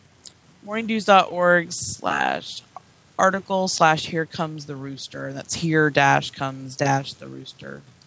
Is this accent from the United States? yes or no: yes; Tennessee, United States; I grew up in Tennessee